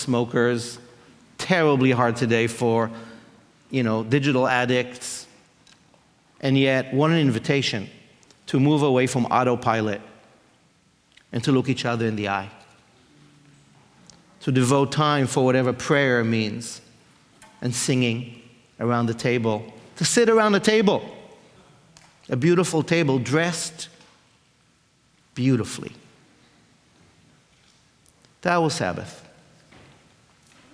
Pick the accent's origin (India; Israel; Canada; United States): Israel; I grew up in Israel, in a religious home